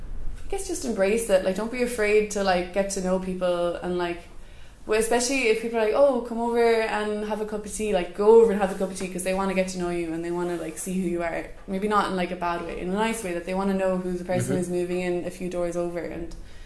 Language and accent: English; Cape Clear, Munster, Ireland; And I find it really easy to make connections with people young and old by just mentioning I'm from Cape Clear.